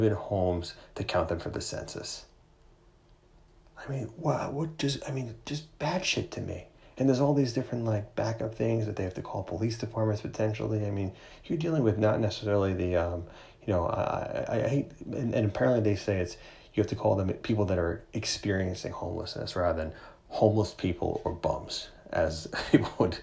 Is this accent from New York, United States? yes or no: yes; New York, United States; as a New Yorker